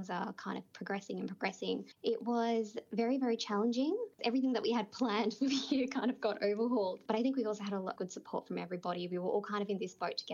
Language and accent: English; Sydney, New South Wales, Australia; also born or lived in Bangladesh; I spent, you know, my primary school, my high school growing up in Western Sydney.